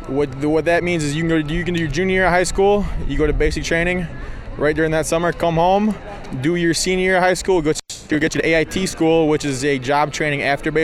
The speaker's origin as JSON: {"language": "English", "town": "Cicero", "region": "New York", "country": "United States", "tie": "born or raised there", "said": "Cicero, New York."}